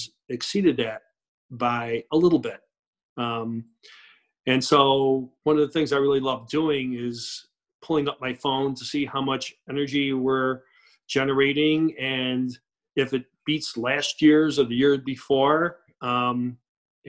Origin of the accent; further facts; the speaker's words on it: Rochester, New York, United States; I grew up in Rochester, New York